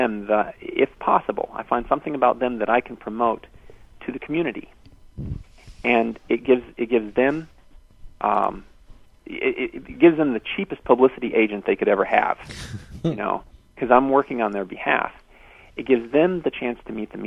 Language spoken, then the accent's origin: English; Michigan, United States; now in Texas, United States; I come from Michigan, and the way cities and populations are spread out is different in the Midwest.